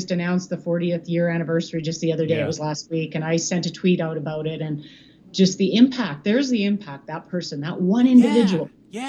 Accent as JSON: {"language": "English", "town": "Calgary", "region": "Alberta", "country": "Canada", "tie": "born or raised there", "also_born_or_lived": "Grande Prairie, Alberta", "said": "I was born there. I've been in Calgary all my life."}